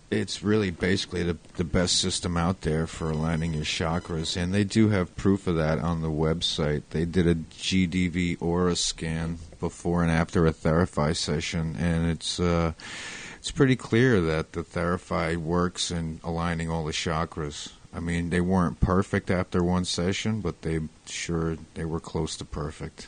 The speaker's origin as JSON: {"language": "English", "town": "Waldwick", "region": "New Jersey", "country": "United States", "moved": "as an adult", "lives_now": "Point Pleasant, United States", "said": "Originally, I'm from Bergen County, New Jersey, in a little town called Waldwick"}